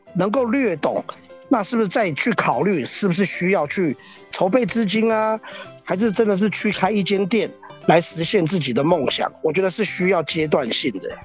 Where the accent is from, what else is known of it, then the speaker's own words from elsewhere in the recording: Taiwan; also born or lived in Hong Kong (father's origin); 其实我也是台湾人，而且我在台湾当了两年兵，还是空降特种部队。哦，那我也在台湾念书